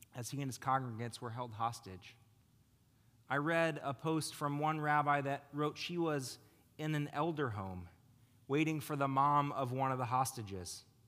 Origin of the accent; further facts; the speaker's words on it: United States; we as American Jews are blessed to live amongst neighbors we call our friends